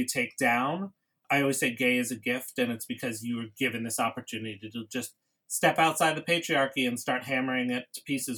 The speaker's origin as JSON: {"language": "English", "town": "New York City", "region": "New York", "country": "United States", "tie": "born or raised there", "said": "I grew up in New York City"}